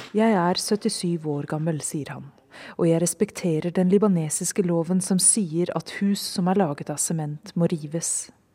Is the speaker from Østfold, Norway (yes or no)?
yes; Fredrikstad, Østfold, Norway; moved away as an adult; now in Nairobi, Kenya; I hjembyen min Fredrikstad